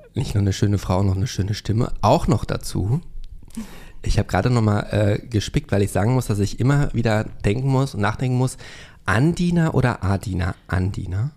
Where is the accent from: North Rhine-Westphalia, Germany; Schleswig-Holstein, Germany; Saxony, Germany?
North Rhine-Westphalia, Germany; Hövelhof; meinem Heimatort Hövelhof